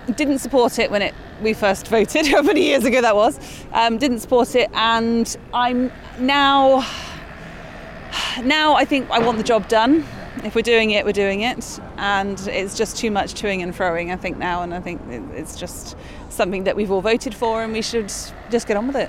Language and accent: English; Bristol, South West England, United Kingdom; now in Taunton, United Kingdom; I'm from Bristol